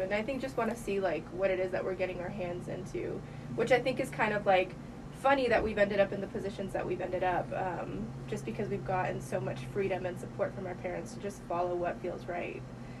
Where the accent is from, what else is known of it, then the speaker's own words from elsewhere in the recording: San Bernardino, California, United States; now in Springdale, United States; I was actually born in California. It was maybe 2003 in December that I moved here to Arkansas.